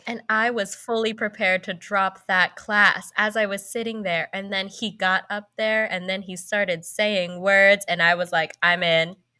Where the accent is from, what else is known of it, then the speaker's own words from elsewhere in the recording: San Francisco Bay Area, California, United States; I lived in California my whole life. I lived in the San Francisco Bay Area